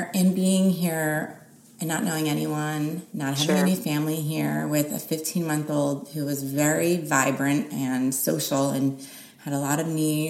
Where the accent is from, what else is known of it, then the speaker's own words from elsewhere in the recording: New Jersey, United States; now in Los Angeles, United States; I'm from New Jersey.